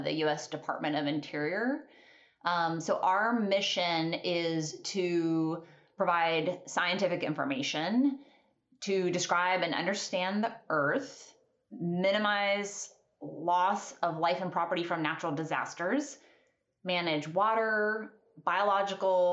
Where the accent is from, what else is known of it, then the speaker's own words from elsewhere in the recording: Kentucky, United States; moved away as an adult; also born or lived in Alaska; I grew up in Kentucky. I'd spent my whole life in Kentucky.